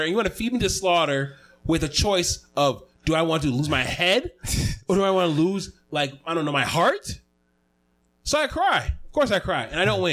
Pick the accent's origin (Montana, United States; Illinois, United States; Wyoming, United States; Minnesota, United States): Minnesota, United States; Evergreen; I'm from Evergreen